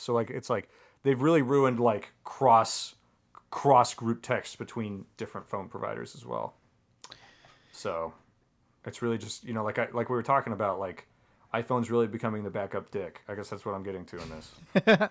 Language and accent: English; Colorado, United States; I grew up in Colorado